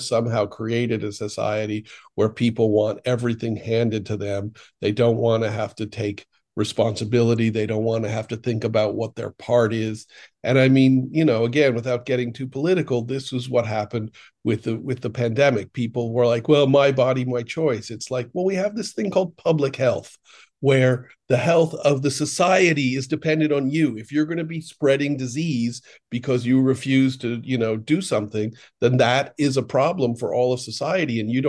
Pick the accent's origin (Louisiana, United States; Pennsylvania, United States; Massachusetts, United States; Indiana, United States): Massachusetts, United States; Boston; I'm from Boston.